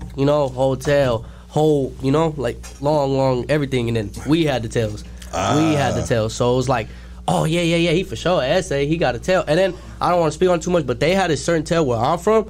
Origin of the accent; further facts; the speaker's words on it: Modesto, California, United States; I'm a rapper from Modesto, California.